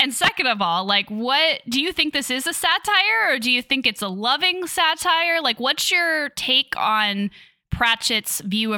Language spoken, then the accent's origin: English; Midwest, United States; moved away; I was raised by fundamentalist evangelical Christians in the Midwest.